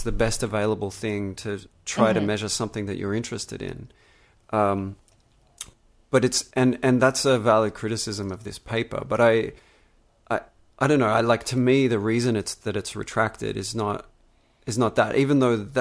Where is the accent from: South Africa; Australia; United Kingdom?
Australia; Melbourne, Victoria; the environment I grew up in Melbourne, Australia